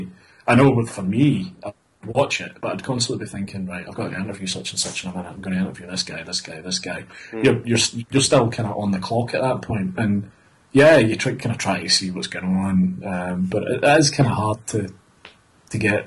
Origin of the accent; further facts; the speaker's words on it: Glasgow, Scotland, United Kingdom; come from Glasgow